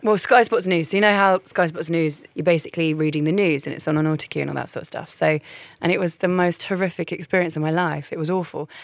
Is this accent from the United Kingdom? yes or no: yes; Caterham, South East England, United Kingdom; also born or lived in Essex / Central London / Putney; I was born in Essex. I moved to central London. I grew up in Surrey, but not Surrey, like Croydon